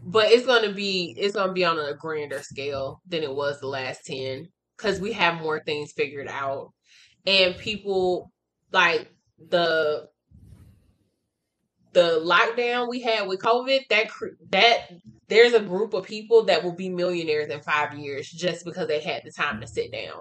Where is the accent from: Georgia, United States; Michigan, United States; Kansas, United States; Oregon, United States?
Georgia, United States; Atlanta; moved away; I'm from Atlanta. I don't live in Atlanta anymore, but I'm from Atlanta, Georgia